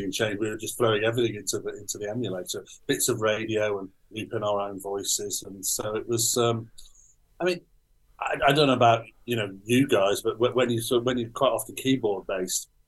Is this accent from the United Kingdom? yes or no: yes; the Wirral, Merseyside, North West England, United Kingdom; I grew up behind this pub about 3 miles away, so I can see where I came from